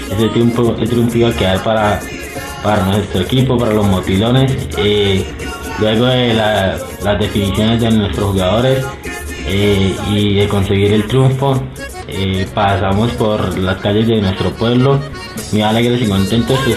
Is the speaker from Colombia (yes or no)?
yes; Chinácota, Norte de Santander, Colombia; en nuestro pueblo, en Chinacota